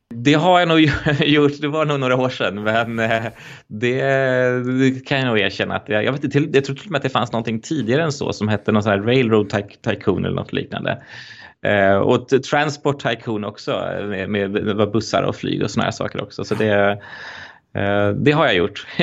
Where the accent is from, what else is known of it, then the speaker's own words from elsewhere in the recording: Stockholm, Stockholm County, Sweden; jag är uppvuxen eh, i, i Stockholm eh, och har bott här nästan hela mitt liv